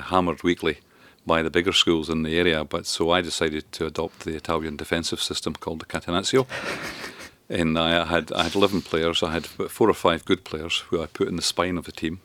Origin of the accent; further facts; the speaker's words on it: Grangemouth, Scotland, United Kingdom; also born or lived in Duns, Berwickshire; I grew up in, in Grangemouth mainly. in the Falkirk area and grew up a, a loyal bairn.